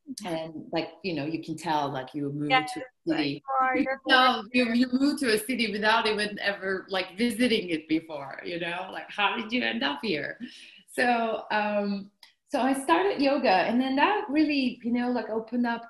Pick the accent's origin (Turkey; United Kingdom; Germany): Turkey; south coast of Turkey; moved away as an adult; now in United States; I'm from Turkey, so south coast of Turkey, and then I finished university